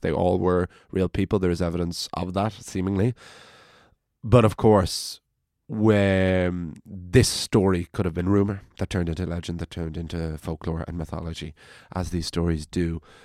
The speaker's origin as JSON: {"language": "English", "area": "County Wicklow", "region": "Leinster", "country": "Ireland", "said": "I'm from County Wicklow"}